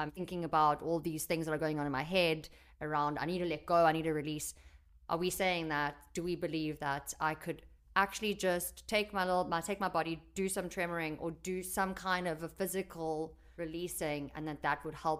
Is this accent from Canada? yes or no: no; United Kingdom; Yeah, I'm British on me mum.